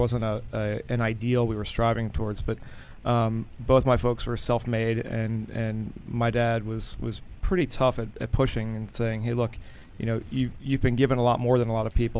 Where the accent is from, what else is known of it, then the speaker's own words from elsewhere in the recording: Glen Arm, Maryland, United States; So a place called Glen Arm, Maryland, is about 40 minutes north of Baltimore.